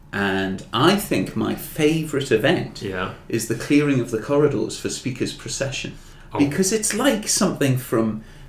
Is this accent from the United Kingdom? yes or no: yes; Newcastle, North East England, United Kingdom; growing up in Newcastle, you see, I've prevented the English being Scots and the Scots being English.